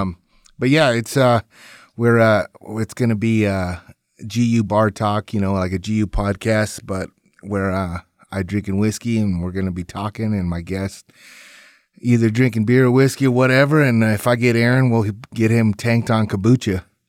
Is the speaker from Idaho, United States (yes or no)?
no; North Platte, Nebraska, United States; my hometown in, uh, North Platte, Nebraska.